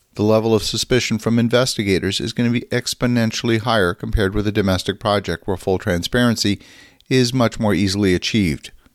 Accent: Canada; a Canadian who's very active in U S investments

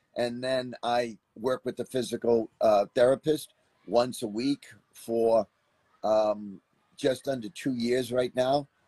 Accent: Boston, Massachusetts, United States; moved away; I grew up in Boston, Massachusetts. Um, which is about 15, 1600 miles from where I live now.

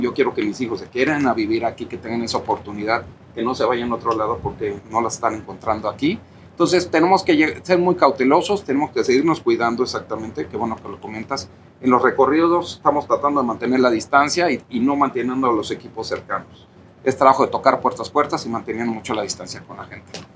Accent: Cuernavaca, Morelos, Mexico; familia de arraigo aquí, aquí nací en Cuernavaca

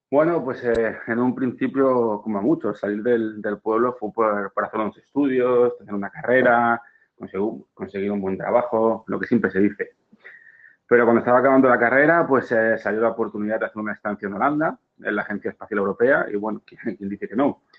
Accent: Spain; moved away; Claro, si existiera las mismas, la misma oportunidad en España o en, mi pueblo, por supuesto que no dudaría en, en cambiarlo.

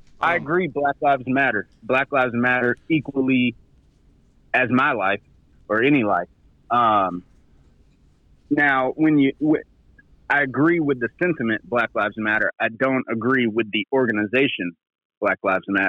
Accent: Atlanta, Georgia, United States; moved away as an adult; now in Birmingham, United States; I was born and raised in Atlanta

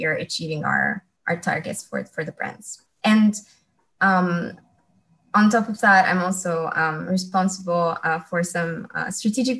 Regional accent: Romania; moved away as an adult; also born or lived in Netherlands / France; I'm from Romania, originally from Romania, And when I was 19, I have decided that I wanted to embark on an international adventure

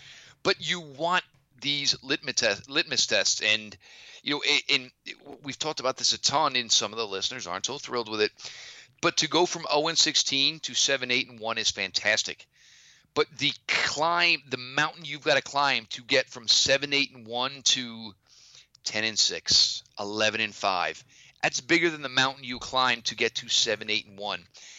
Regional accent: New Jersey, United States; my feeling growing up in New Jersey, being a Jet fan growing up

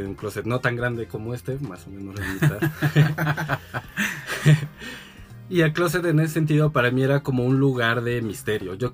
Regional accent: Mexico City, Mexico; Nací en la Ciudad de México, pero mi papá es de Nayarit mm. y mi mamá eh, nació

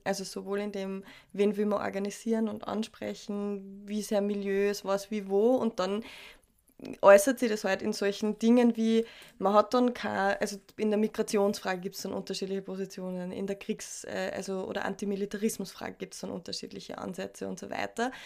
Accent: Austria; bei uns in Österreich

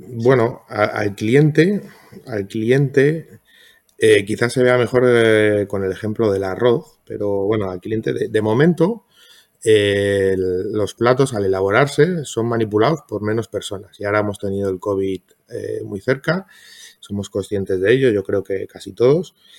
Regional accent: Madrid, Community of Madrid, Spain; yo soy de Madrid

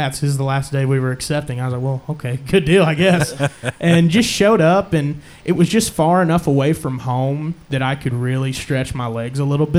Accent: Olney, Texas, United States; moved away; also born or lived in Oklahoma; I'm from Alney, Texas, originally

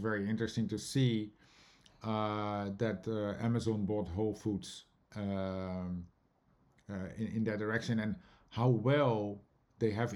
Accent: Netherlands; moved away as an adult; now in New York, United States; myself growing up in the Netherlands

